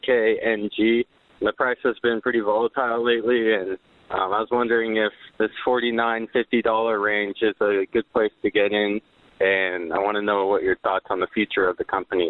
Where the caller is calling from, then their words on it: Broken Arrow, Oklahoma, United States; I'm calling from Broken Arrow, Oklahoma.